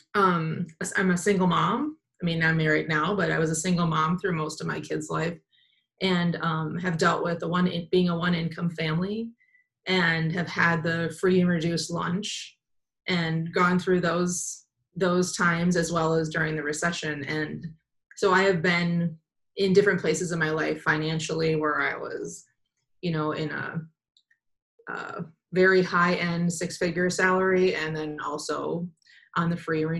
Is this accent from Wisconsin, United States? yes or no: yes; Madison, Wisconsin, United States; moved away as an adult; also born or lived in Milwaukee / San Francisco / Denver; now in Twin Cities, United States; I was born in Madison, grew up in the country in Madison, or around Madison